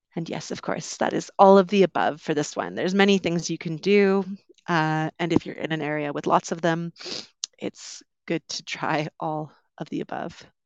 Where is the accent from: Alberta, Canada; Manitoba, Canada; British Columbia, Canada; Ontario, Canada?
British Columbia, Canada; Vancouver; moved away as an adult; also born or lived in London, United Kingdom; I'm originally from Canada. I grew up on the West Coast, around Vancouver.